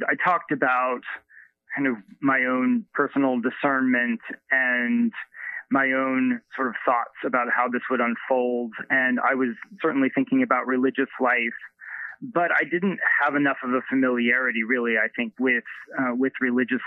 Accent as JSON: {"language": "English", "region": "Ohio near Cincinnati", "country": "United States", "tie": "born or raised there", "moved": "yes", "said": "I grew up in Ohio near Cincinnati. And so I am a fellow Midwesterner, and I can say that Ohio still feels like home to me"}